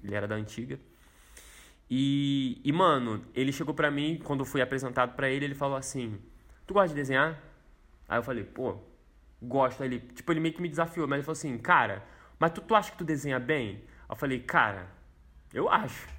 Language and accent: Portuguese; Rio de Janeiro, Brazil; Quando eu era menorzão, lá no Morro da Fé, onde eu cresci